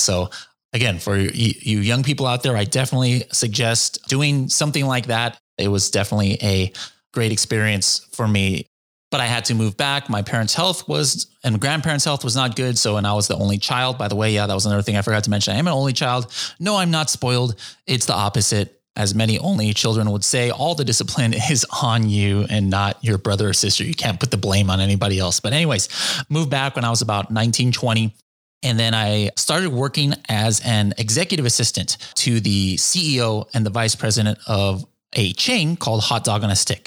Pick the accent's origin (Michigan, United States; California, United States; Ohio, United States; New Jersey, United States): California, United States; Orange County; also born or lived in Japan; I was born here in Orange County, California in the nineteen seventies